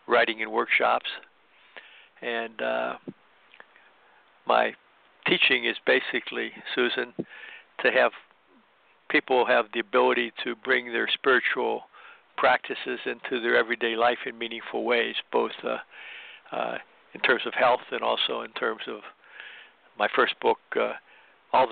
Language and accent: English; Midwest, United States; also born or lived in Chicago; I grew up in the Midwest